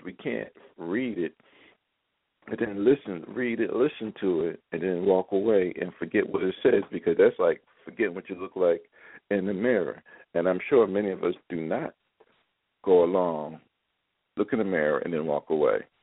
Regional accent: Philadelphia, Pennsylvania, United States; moved away; also born or lived in Baltimore; ever since I was a little boy growing up in Philadelphia

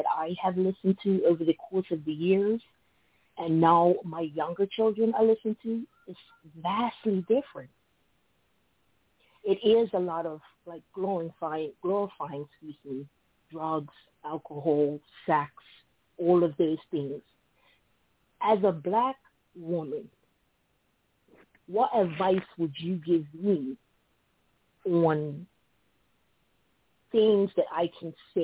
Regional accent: Bermuda; now in United States; So I live in the United States, and I wasn't born and raised in the United States. I was born and raised in Bermuda.

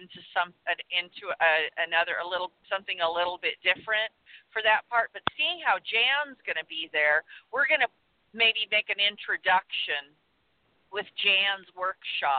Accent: Southern California, United States; I'm from Southern California

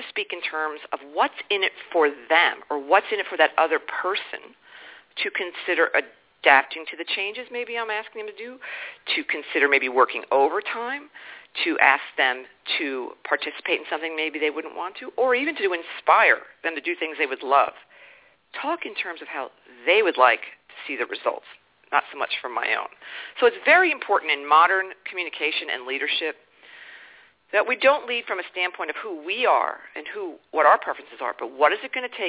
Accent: East Coast of the United States, United States; I was born and raised on the East Coast of the United States

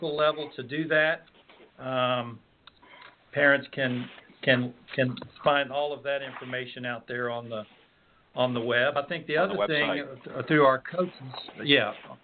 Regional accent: Pine Mountain, Georgia, United States; Pine Mountain, Georgia, my hometown

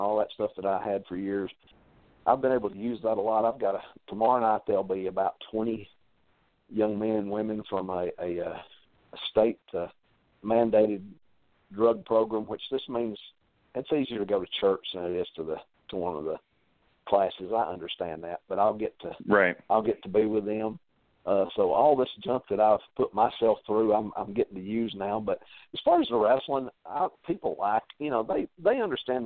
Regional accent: Lafayette, United States; this is my hometown

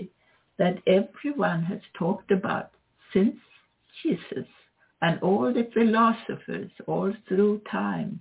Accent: Sweden; moved away as an adult; now in United States; I am from Sweden, although I'm also an American citizen.

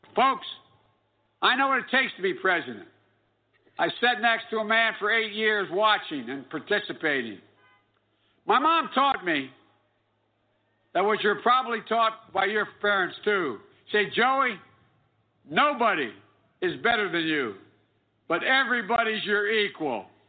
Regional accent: Scranton, Pennsylvania, United States; growing up in Scranton

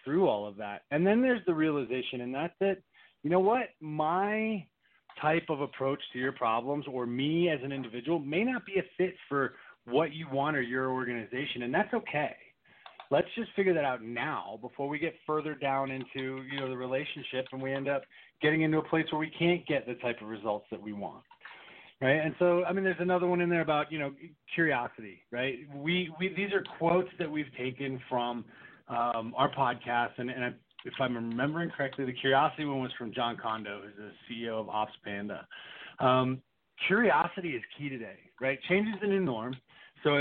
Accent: East Coast, United States; I grew up on the East Coast

